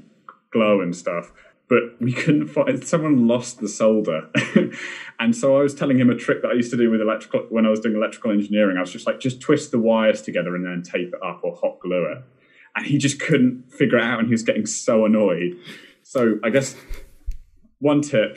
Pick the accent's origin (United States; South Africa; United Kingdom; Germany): United Kingdom; being British